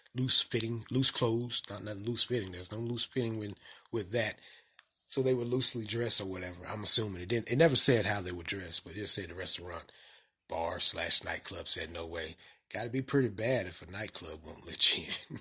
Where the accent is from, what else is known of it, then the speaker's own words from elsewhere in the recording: the South, United States; accent: country, southern; my country accent or southern accent